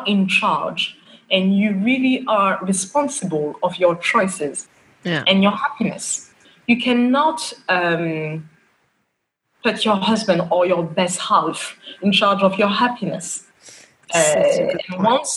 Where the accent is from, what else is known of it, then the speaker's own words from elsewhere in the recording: Paris, Île-de-France, France; moved away as an adult; now in Bahrain; I am a French qualified lawyer and a French citizen, born and raised in France, in Paris. And I've been living in Bahrain for almost 5 years now.